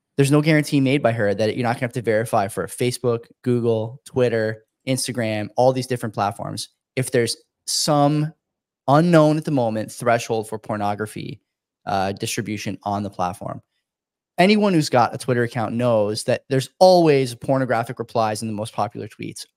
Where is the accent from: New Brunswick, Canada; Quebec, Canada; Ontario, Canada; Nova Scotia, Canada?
Ontario, Canada; Hamilton; a university in my hometown, Hamilton, McMaster